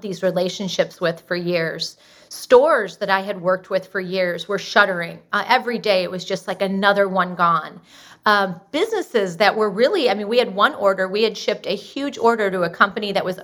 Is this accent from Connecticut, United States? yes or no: no; Austin, Texas, United States; we're from Austin, Texas